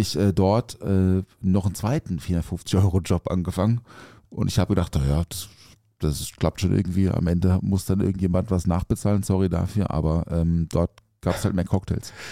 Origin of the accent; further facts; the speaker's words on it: Offenburg, Baden-Württemberg, Germany; ich komme aus Offenburg, also aufgewachsen Offenburg im Schwarzwald